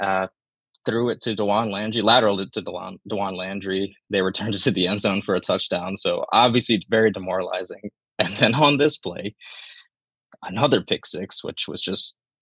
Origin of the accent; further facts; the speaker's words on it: Nairobi, Kenya; moved away; I'm from Kenya, Nairobi, Kenya. Mm-hmm. That's where I was born